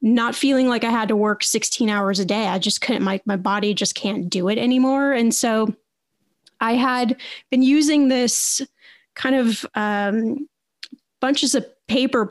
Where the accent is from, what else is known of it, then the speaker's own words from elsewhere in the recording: Indiana, United States; I went back to college to Indiana University. I was born in Indiana.